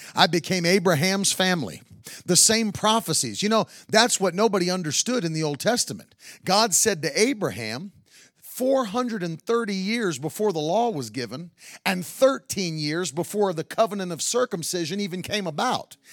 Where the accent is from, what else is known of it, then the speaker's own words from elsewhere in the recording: West Virginia, United States; I grew up in West Virginia in a coal mining town.